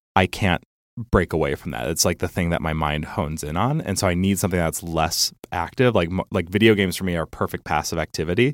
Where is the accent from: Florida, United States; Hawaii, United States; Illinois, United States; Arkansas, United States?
Illinois, United States; Geneva; also born or lived in Champaign, Illinois; the town that I grew up